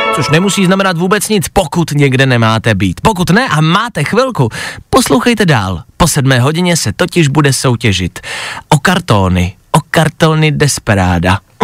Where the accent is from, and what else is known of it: Czechia